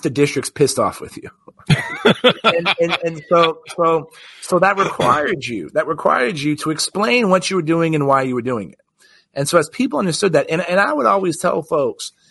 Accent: Texas, United States; my home state of Texas

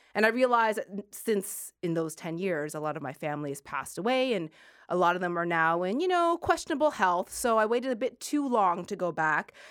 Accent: Sackville, Nova Scotia, Canada; moved away as an adult; I lived in Sackville, Nova Scotia.

